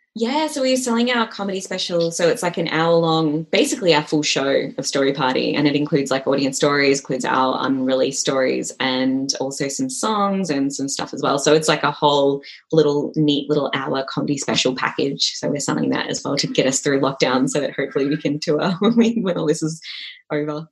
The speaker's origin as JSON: {"language": "English", "country": "Malaysia", "said": "I'm from Malaysia as well"}